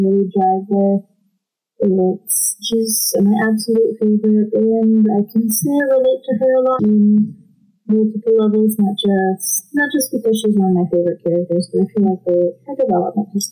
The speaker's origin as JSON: {"language": "English", "town": "Monterrey", "region": "Nuevo León", "country": "Mexico", "moved": "yes", "lives_now": "Texas, United States", "said": "I'm actually from Monterrey, Mexico."}